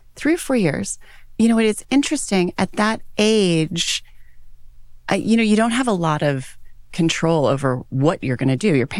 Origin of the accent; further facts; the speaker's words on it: San Diego, California, United States; born there; Well, I am a Navy brat. My father was an officer in the U.S. Navy. He's a doctor. And when I was born in San Diego, and my dad was stationed on ships.